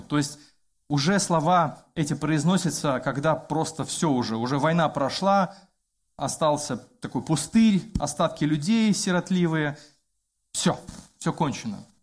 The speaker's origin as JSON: {"language": "Russian", "country": "Belarus", "said": "я как белорус"}